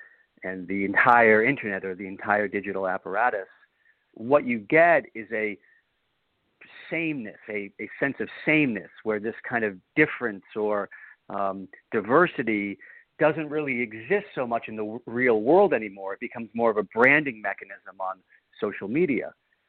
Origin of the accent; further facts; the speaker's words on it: Boston, Massachusetts, United States; because I grew up in Boston and my family is from Boston.